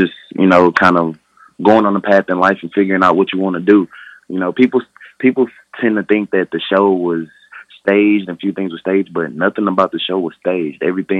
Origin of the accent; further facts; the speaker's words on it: Houston, Texas, United States; My hometown is down in Houston, Texas. And I grew up down on the south side of Houston, Texas.